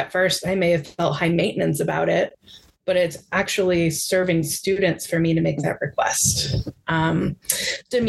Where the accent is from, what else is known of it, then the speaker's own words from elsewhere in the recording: Midwest, United States; I identify as a Midwesterner